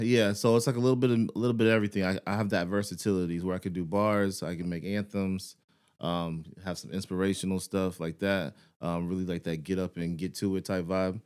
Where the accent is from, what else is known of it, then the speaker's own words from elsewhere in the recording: Houston, Texas, United States; moved away as an adult; now in San Antonio, United States; I'm from Houston